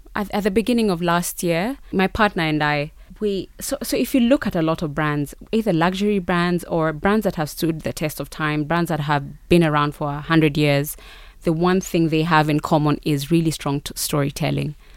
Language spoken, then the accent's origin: English; Rift Valley, Kenya; also born or lived in South Africa; I'm from the Rift Valley specifically, but even as a Kenyan